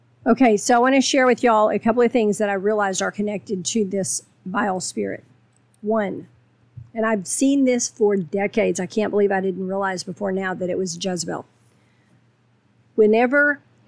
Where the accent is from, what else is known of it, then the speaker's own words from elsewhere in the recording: Texas, United States; I'm from Texas